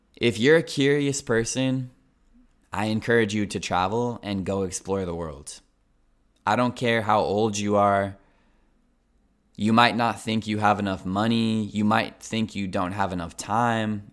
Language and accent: English; Colorado, United States; moved away as an adult; also born or lived in Japan; now in Italy; I'm from Colorado. It's the center of the United States.